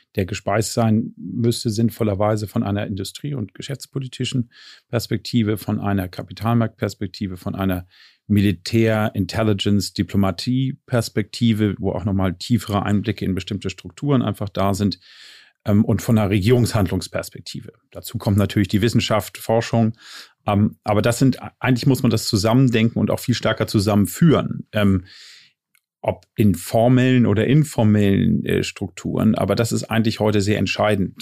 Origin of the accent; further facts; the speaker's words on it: Ostholstein, Schleswig-Holstein, Germany; now in Berlin, Germany; lebe in Berlin, geboren allerdings in Ostholstein und dort auch äh, verwurzelt und verwachsen.